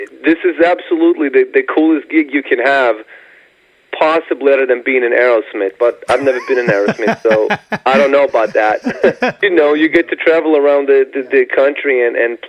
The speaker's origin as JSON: {"language": "English", "country": "Sweden", "moved": "as an adult", "lives_now": "Ohio, United States", "said": "I'm becoming probably the first Swedish redneck"}